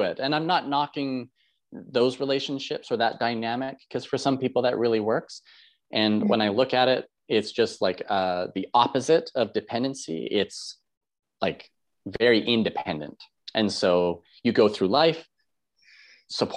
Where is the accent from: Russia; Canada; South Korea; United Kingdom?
Canada; I'm a Canadian